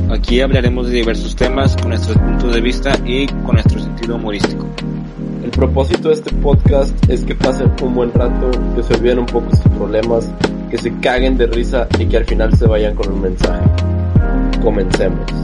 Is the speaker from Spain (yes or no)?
no; Mexico